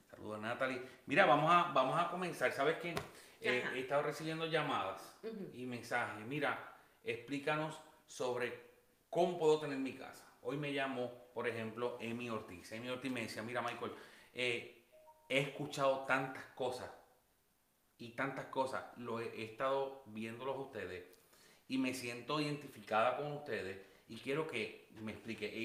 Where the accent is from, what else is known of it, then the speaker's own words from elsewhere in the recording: Puerto Rico; yo que, eh, bueno, al igual que tú, que vine de Puerto Rico, tú vienes con la mentalidad de Puerto Rico